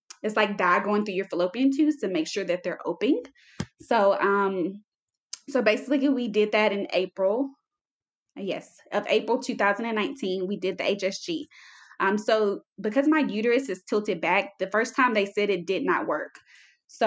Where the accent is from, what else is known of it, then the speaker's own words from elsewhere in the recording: South Carolina, United States; moved away as an adult; now in El Paso, United States; I am from South Carolina. I currently live in Texas, El Paso, Texas